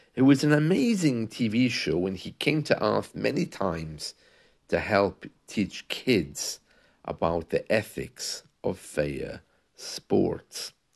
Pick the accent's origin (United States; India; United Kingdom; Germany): United Kingdom; in the U K, we have football